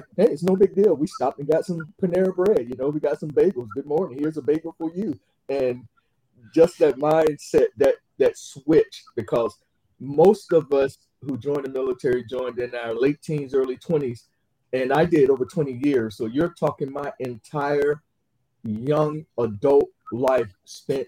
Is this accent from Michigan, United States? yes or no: no; Atlanta, Georgia, United States; now in Jacksonville, United States; city of Atlanta, Georgia, which is my hometown